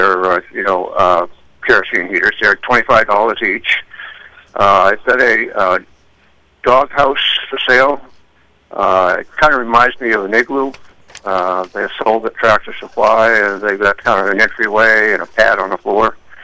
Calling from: Rumford, Maine, United States; I'm calling from Rumford

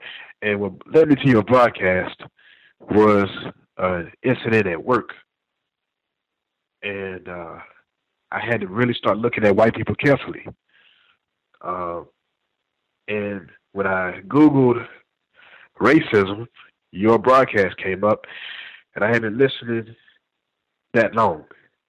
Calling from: Texas, United States; I'm a caller from Texas.

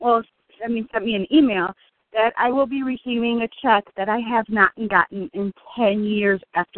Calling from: Illinois, United States; I'm calling from Illinois.

